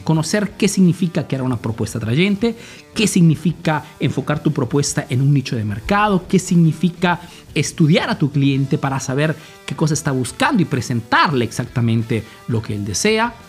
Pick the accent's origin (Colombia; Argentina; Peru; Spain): Peru; now in Italy; soy un emprendedor peruano que vive hace nuevos en Italia, en Europa principalmente